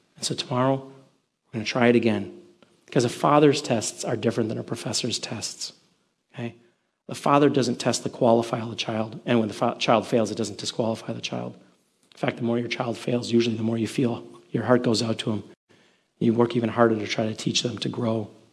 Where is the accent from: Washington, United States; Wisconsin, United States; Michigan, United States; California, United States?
Wisconsin, United States; Milwaukee; moved away; I'm originally from the Midwest, in case you didn't know, I'm originally from Milwaukee